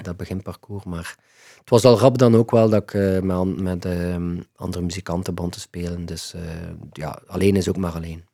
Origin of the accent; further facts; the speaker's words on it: Ghent, Flanders, Belgium; Ik ben opgegroeid in Gentbrugge